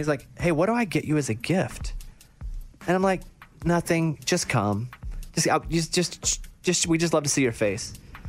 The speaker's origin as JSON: {"language": "English", "town": "Mount Pine", "region": "Arkansas", "country": "United States", "tie": "born or raised there", "said": "I grew up in Mount Pine, Arkansas. I didn't know anybody."}